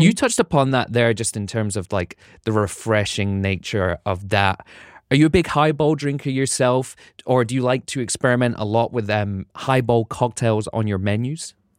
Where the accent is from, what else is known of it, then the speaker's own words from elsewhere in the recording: United Kingdom; now in United States; being a Brit